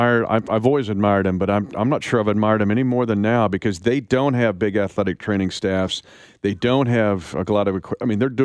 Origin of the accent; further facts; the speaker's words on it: Smith Center, Kansas, United States; growing up in Smith Center